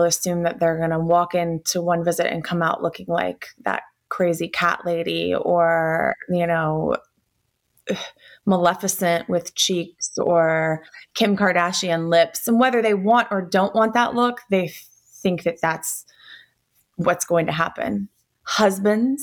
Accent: Atlanta, Georgia, United States; I'm originally from Atlanta, where we live in the suburbs here now

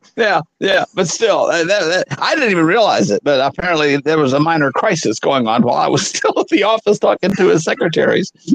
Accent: Arkansas, United States; moved away; I'm back in my hometown

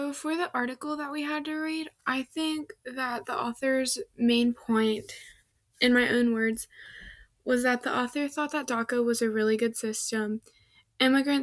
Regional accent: Midwest, United States; I'm from the Midwest

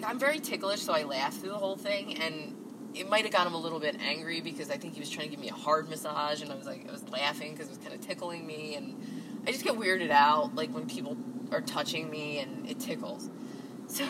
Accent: Jersey City, New Jersey, United States; I'm from Jersey City

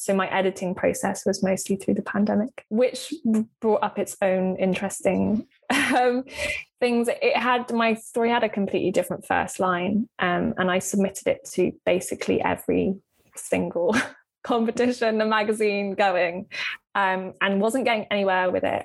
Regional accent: Cornwall, the Lizard, South West England, United Kingdom; moved away; I spent yeah a, large part of my growing up in Cornwall um, on the Lizard

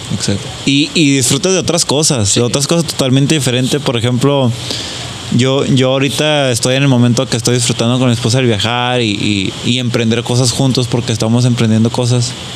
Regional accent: Mexico; nosotros como mexicanos o como latinos

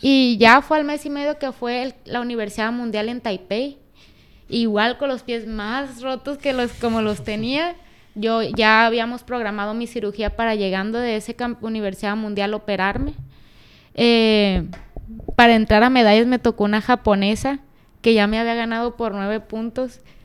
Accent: Culiacán, Sinaloa, Mexico; moved away; also born or lived in Mexico City; Me siento bien estando en donde, donde yo nací.

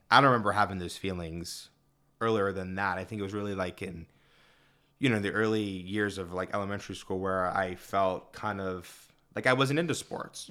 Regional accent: Mount Lebanon, Pennsylvania, United States; I grew up in Mount Lebanon as well

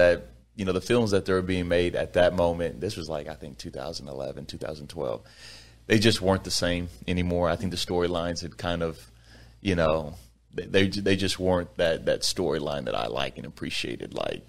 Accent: Sugar Land, Texas, United States; also born or lived in Fort Worth; So I was born in Fort Worth, but raised in Sugar Land, Texas my whole life, which is southwest part of Houston, about 20, 25 minutes outside of Houston.

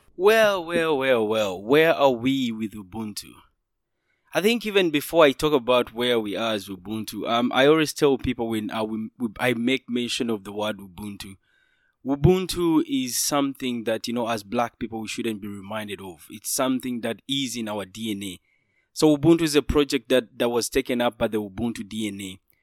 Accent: Kampala, Central Region, Uganda; moved away as an adult; now in China; I'm from Uganda, the be-, very beautiful part of Africa, Kampala, where I spent most of my time, where I studied both my high school and my, my, my university

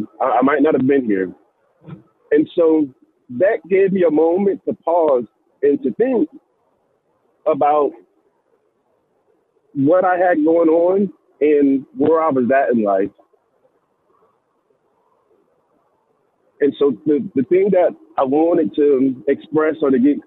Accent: Fayetteville, North Carolina, United States; Fayetteville, North Carolina at Fort Bragg, that's my hometown

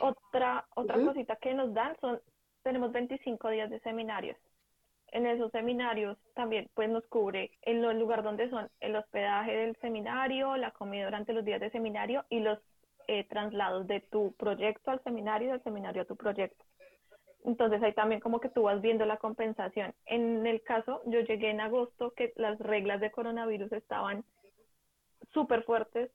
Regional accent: Bogotá, Colombia; moved away as an adult; also born or lived in Ubaté; now in Germany; soy colombiana, vivo en Bogotá, pero toda mi familia es de Ubaté, entonces estaba entre Ubaté y Bogotá

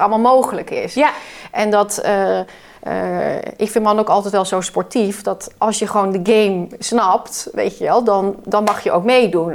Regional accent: Netherlands; we als Nederlander

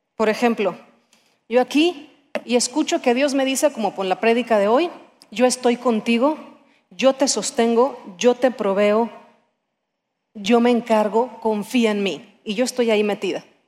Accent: Mexico; como somos mexicanos

